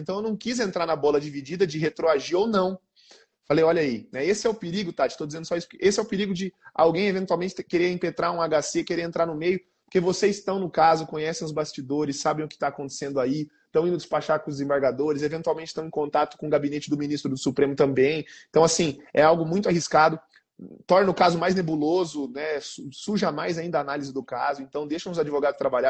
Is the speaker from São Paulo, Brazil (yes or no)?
no; Campo Grande, Mato Grosso do Sul, Brazil; Sou aqui de Campo Grande, igual o João e o, e o Rodrigo